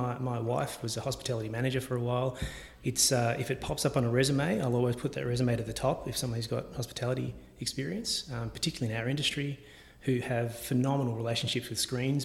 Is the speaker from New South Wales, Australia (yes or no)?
no; Geelong, Victoria, Australia; Parents moved to Geelong when I was 6 months old, so... We grew up in Grovedale